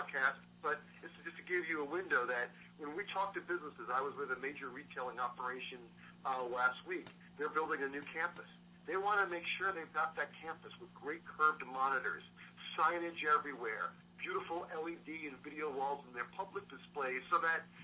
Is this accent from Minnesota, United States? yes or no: no; New York, United States; I'm a New Yorker, so went to Mets and Jets games and things like that.